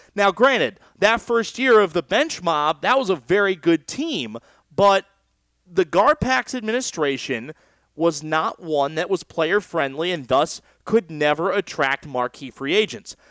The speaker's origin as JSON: {"language": "English", "region": "West Coast", "country": "United States", "tie": "born or raised there", "also_born_or_lived": "Chicago, Illinois", "said": "I was born in Chicago. I grew up on the West Coast."}